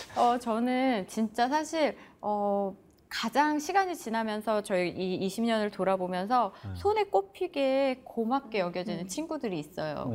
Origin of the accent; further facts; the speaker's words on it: Seoul, South Korea; moved away as an adult; also born or lived in Gangwon Province; now in Chuncheon, South Korea; 저도 원래 자라기는 계속 서울에서 자랐기 때문에